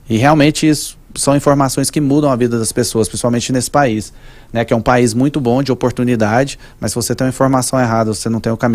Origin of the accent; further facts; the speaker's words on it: Manaus, Amazonas, Brazil; porque eu sou de Manaus